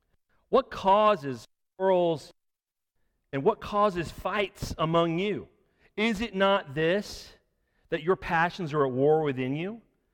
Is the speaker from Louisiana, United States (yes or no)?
no; Florida, United States; now in Reidsville, United States; I'm from Florida